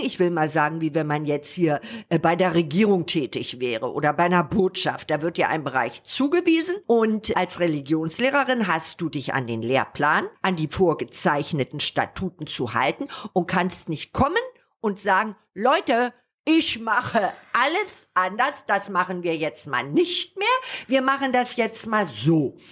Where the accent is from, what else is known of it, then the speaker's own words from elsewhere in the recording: Berlin, Germany; moved away as an adult; also born or lived in England; in meiner Heimatstadt